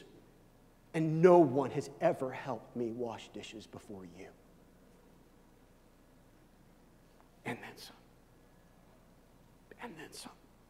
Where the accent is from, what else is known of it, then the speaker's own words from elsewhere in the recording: Kansas City, Missouri, United States; I grew up in Kansas City where the Royals play